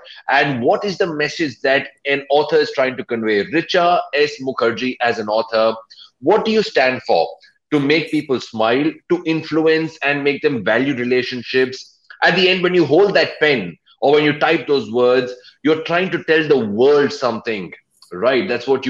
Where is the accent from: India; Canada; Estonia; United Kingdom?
India; As an Indian author, there is this thing that, you know, at least that's what a lot of people believe